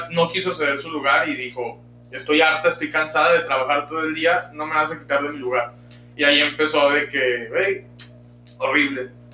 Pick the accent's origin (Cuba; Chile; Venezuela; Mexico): Mexico; nosotros como mexicanos